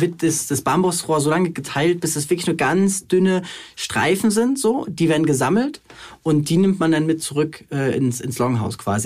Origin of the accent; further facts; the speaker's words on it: Germany; als Deutsche, als Mitteleuropäer